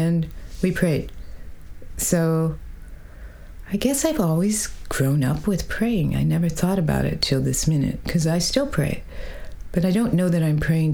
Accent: South Bend, Indiana, United States; moved away; I was born in South Bend, Indiana, home of Notre Dame Fighting Irish football team. And I grew up in a Jewish family.

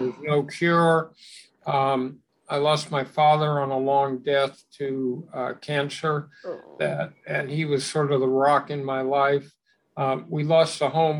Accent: Los Angeles, California, United States; I grew up in West Los Angeles

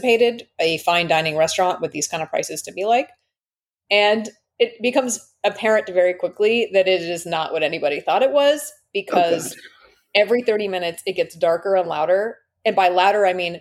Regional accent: Toronto, Ontario, Canada; I'm from Toronto

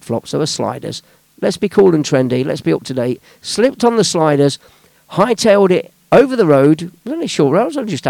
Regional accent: Leicester, East Midlands, United Kingdom; my own town, my hometown, that's Leicester Town

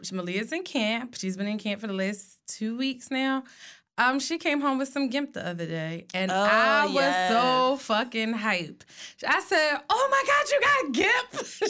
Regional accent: Philadelphia, Pennsylvania, United States; And I was from West Philly.

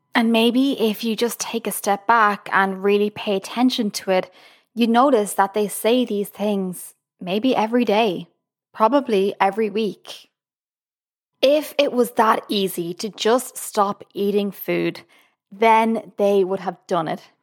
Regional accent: Ireland; now in Boston, United States; I'm from Ireland, currently living in Boston, U S A.

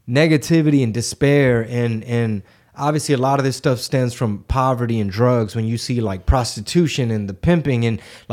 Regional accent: Houston, Texas, United States; I'm born and raised in Houston, Texas, Harris County.

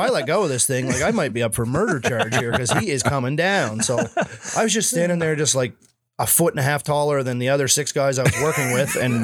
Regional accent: Canada; I'm there as a Canadian kid

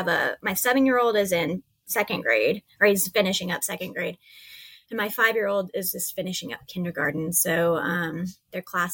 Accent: East Texas, United States; moved away as an adult; I'm from East Texas

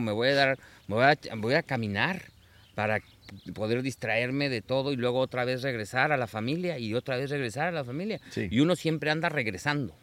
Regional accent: Mexico; moved away; en mi país, en México

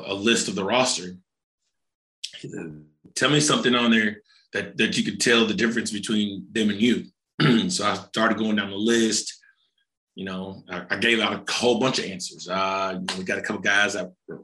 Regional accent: Fayetteville, Arkansas, United States; I'm from Fayetteville, Arkansas. I went to school here

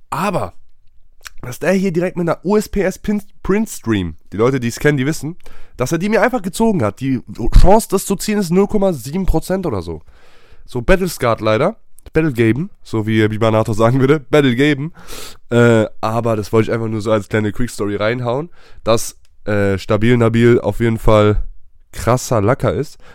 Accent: Sweden; German is a second language; Das ist genauso wie bei uns in Schweden, wenn ich das kurz einwerfen darf, wie in Basketball.

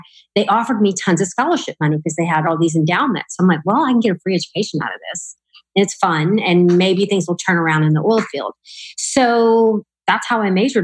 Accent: Louisiana, United States; moved away; I'm from Louisiana. So I went to the college in my hometown

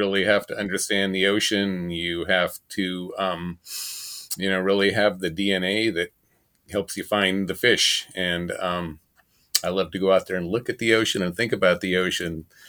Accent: Pacific Northwest, United States; I grew up in the Pacific Northwest, and family members had commercial fishing boats, and I went to sea as a salmon fisherman at age 13

